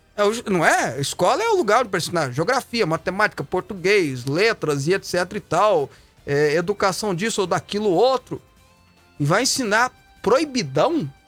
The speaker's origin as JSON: {"language": "Portuguese", "town": "Goiânia", "region": "Goiás", "country": "Brazil", "tie": "born or raised there", "said": "essa cidade onde eu nasci, onde eu me criei"}